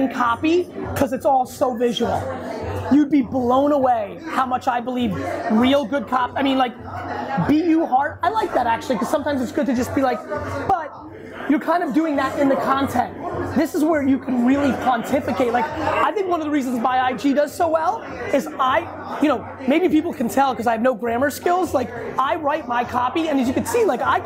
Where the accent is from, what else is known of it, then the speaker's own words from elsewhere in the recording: Edison, New Jersey, United States; I grew up in Edison, New Jersey